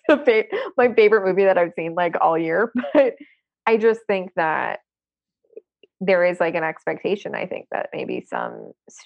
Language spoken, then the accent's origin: English; Long Island, New York, United States; I grew up on Long Island